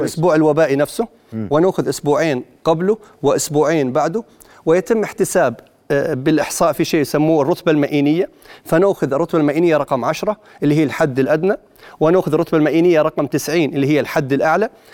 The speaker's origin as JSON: {"language": "Arabic", "country": "Jordan", "said": "احنا اولاد البلد واحنا احنا مواطنين"}